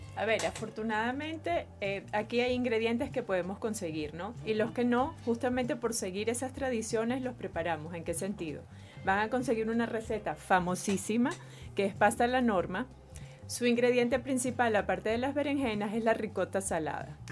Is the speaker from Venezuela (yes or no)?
yes; Venezuela; venimos de una mamá venezolana, somos venezolanas, nacimos aquí